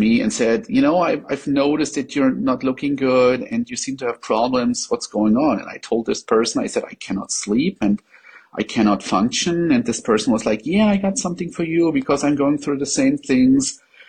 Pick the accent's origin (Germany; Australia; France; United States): Germany; English is a second language; I am not a native English speaker. I'm from Germany